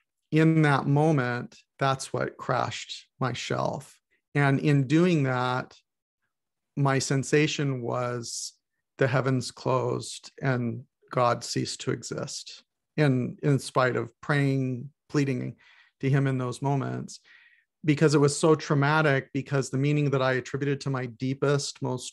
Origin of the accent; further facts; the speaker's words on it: Goshen, Indiana, United States; born there; I was born in Goshen, Indiana.